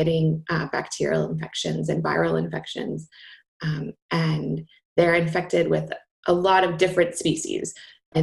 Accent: Ohio, United States; moved away as an adult; also born or lived in Atlanta / New Hampshire; now in Iowa City, United States; I grew up in Ohio, and then I got my PhD at Ohio State

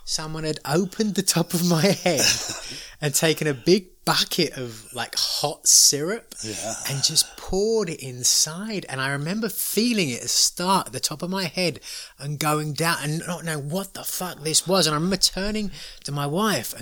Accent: United States; we're tourists, we're from America

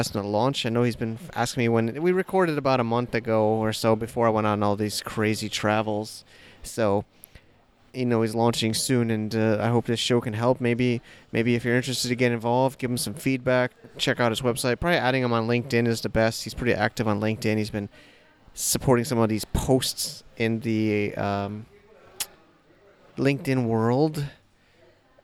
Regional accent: United States; moved away; I'm saying that as an American.

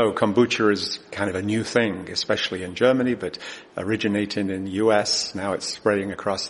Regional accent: England, United Kingdom; I grew up in England

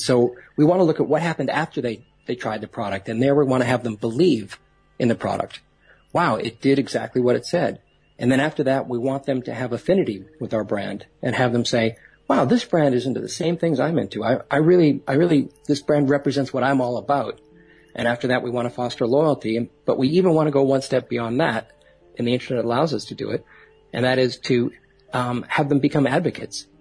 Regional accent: Boston, Massachusetts, United States; I'm originally from Boston

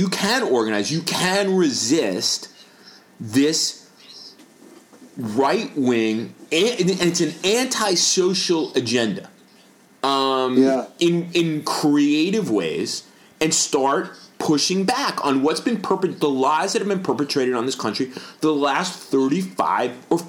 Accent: North Carolina, United States; Like, the NRA, these guys, I'm from North Carolina, and I'm very unhappy about the way the NRA has softened its position on guns.

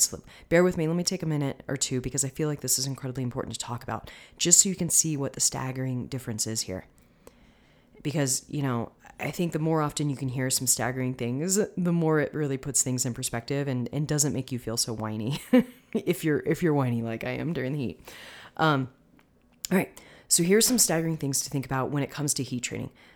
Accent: Tampa, Florida, United States; now in Denver, United States; I'm originally from the Tampa area

